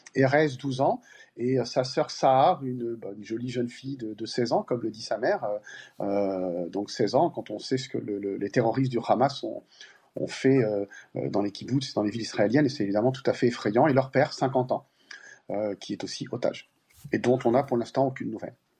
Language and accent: French; Paris, Île-de-France, France; Moi, je suis parisien et français